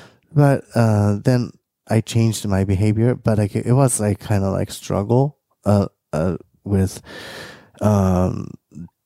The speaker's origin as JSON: {"language": "English", "country": "Japan", "tie": "born or raised there", "moved": "yes", "said": "growing up in Japan"}